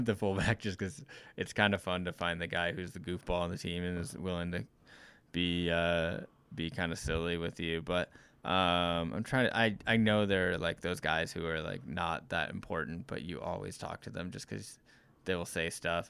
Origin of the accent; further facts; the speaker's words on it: Missouri, United States; moved away as an adult; now in Wyoming, United States; I grew up in Missouri, went to school in Missouri, um, had only lived in, you know, three different cities, but all in Missouri